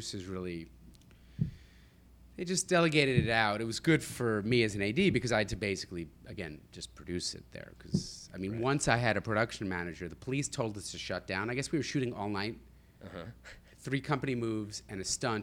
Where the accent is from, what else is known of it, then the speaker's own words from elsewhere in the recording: New Jersey, United States; I grew up in Jersey